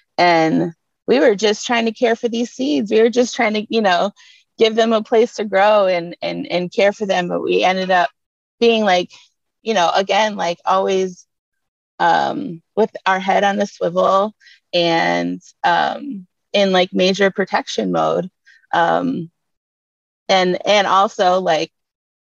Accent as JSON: {"language": "English", "town": "Detroit", "region": "Michigan", "country": "United States", "tie": "born or raised there", "said": "I was born and raised right in Detroit"}